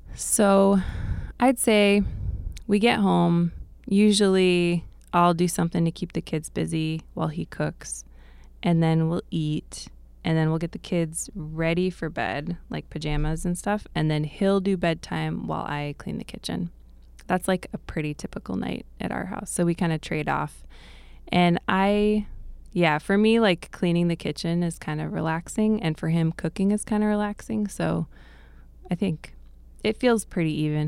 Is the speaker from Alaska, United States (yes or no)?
yes; Bethel, Alaska, United States; I grew up here in Bethel, um, and my parents came up to the Y K Delta in the late seventies. So I've lived here most of my life